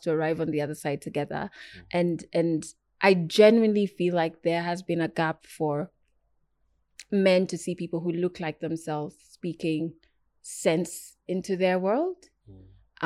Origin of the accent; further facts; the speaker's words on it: Kenya; me as as a Kenyan woman, as an African woman